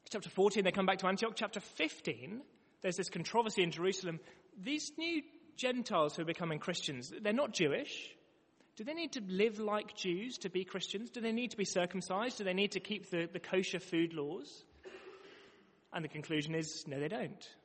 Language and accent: English; London, United Kingdom; now in Manchester, United Kingdom; before living in Manchester, I came from London.